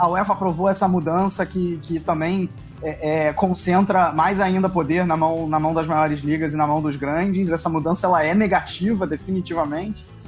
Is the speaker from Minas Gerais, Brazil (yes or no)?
no; Rio de Janeiro, Brazil; now in Duisburg, Germany; eu sou do Rio de Janeiro